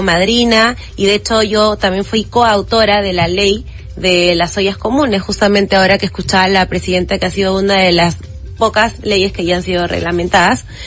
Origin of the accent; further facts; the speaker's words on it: Lima, Peru; yo soy de Lima pero mi padre es de Madre de Dios